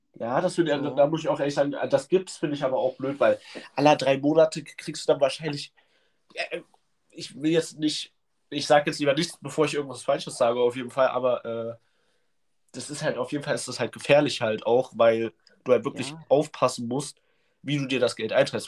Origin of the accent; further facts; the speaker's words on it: Leipzig, Saxony, Germany; Bei uns in Leipzig